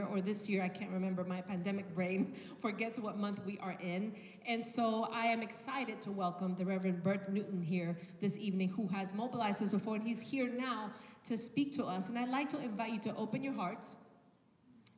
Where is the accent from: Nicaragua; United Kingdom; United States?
Nicaragua; moved away; I am from Nicaragua